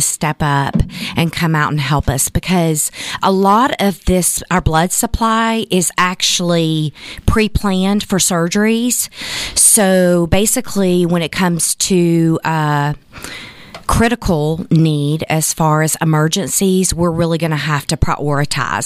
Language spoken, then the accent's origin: English; Chattanooga, Tennessee, United States; my hometown of Chattanooga, Tennessee